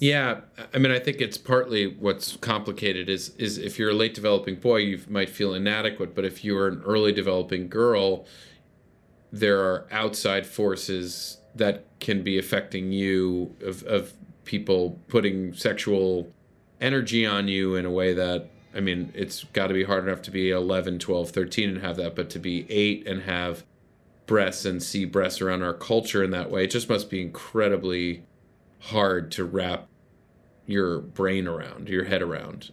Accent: Westchester, New York, United States; also born or lived in White Plains; I grew up in Westchester

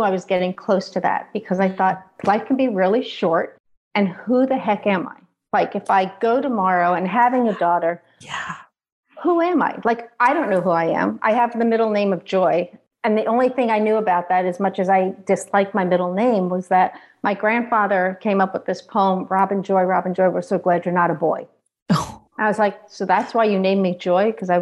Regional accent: outside of New York City, United States; moved away as an adult; also born or lived in Ohio; I grew up outside of New York City.

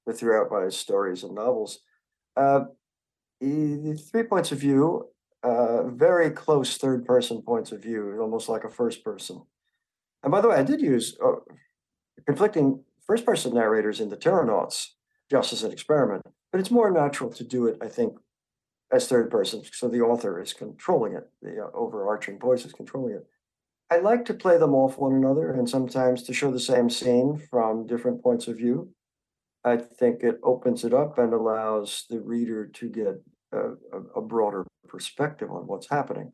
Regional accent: New York, United States; moved away; When I was a boy growing up in New York, there was no sense of environmentalism

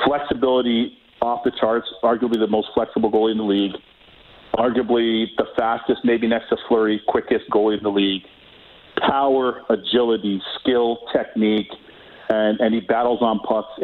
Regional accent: Toronto, Ontario, Canada; I grew up in Toronto

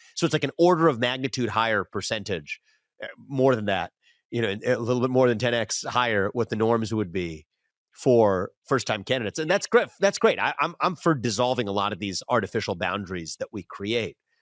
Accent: West Chester, Ohio, United States; where I grew up in Westchester, Ohio

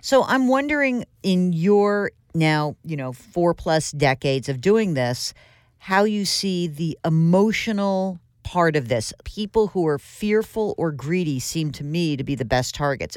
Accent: Westchester, New York, United States; I grew up in Westchester as well

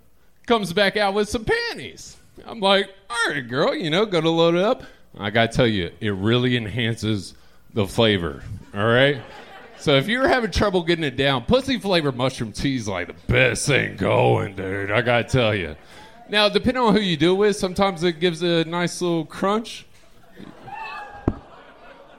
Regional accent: Pensacola, Florida, United States; moved away; also born or lived in Austin; I'm originally from Pensacola.

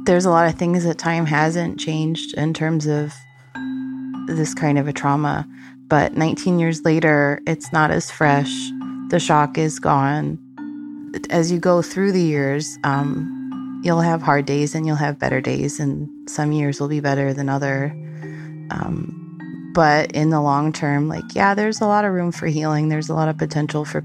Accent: Colorado, United States; moved away as an adult; now in Pennsylvania, United States; I'm from Colorado.

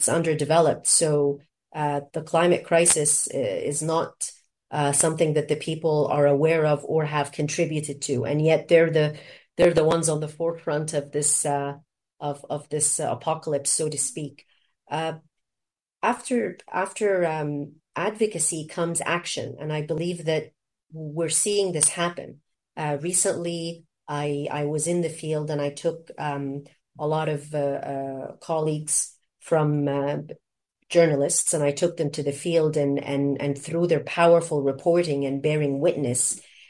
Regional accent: Canada; also born or lived in Egypt; the education that I enjoyed growing up in Canada and also in Egypt.

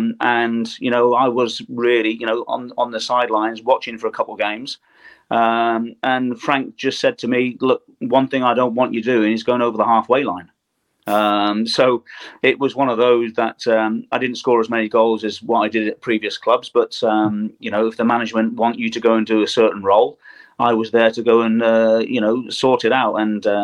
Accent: Germany; born there; You know, I was born in West Germany.

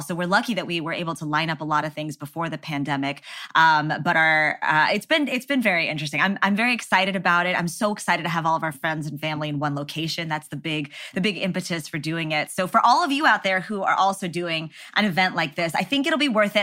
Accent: Texas, United States; growing up in Texas

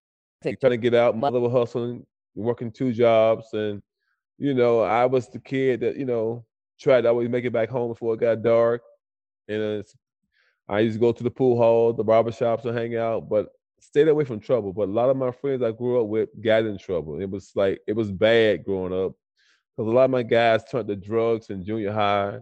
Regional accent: Cleveland, Ohio, United States; it was tough growing up in Cleveland because the streets was definitely, it was jumping

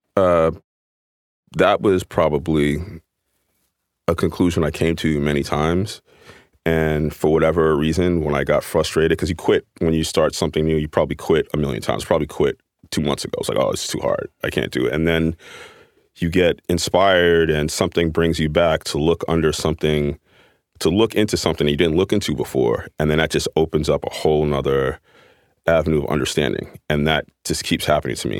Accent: New York City, New York, United States; Growing up in Manhattan and coming out of my house and seeing the Empire State Building

